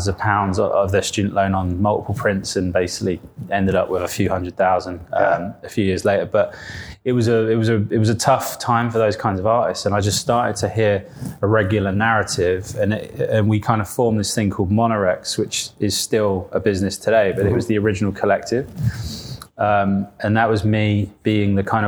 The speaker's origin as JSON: {"language": "English", "area": "Isle of Wight", "region": "South East England", "country": "United Kingdom", "tie": "born or raised there", "moved": "as an adult", "lives_now": "London, United Kingdom", "said": "I came from there, grew up there, no graffiti, no street art."}